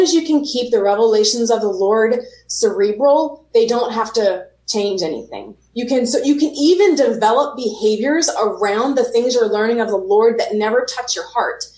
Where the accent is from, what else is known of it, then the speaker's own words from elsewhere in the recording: Pennsylvania, United States; i'm in pennsylvania right now